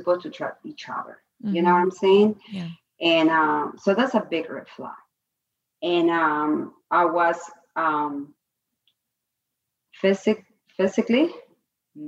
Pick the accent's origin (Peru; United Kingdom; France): Peru; moved away; I was born and raised in Peru in a middle class family I came from